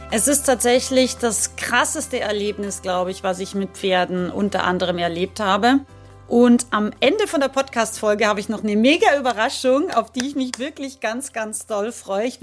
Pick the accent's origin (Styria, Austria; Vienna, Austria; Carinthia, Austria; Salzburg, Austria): Salzburg, Austria; ich bin Österreicherin, das wissen ja die meisten von euch und bin in den wunderschönen Salzburger Bergen aufgewachsen.